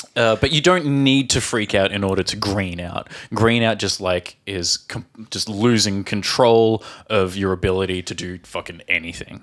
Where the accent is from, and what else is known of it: Australia; born or raised there; moved away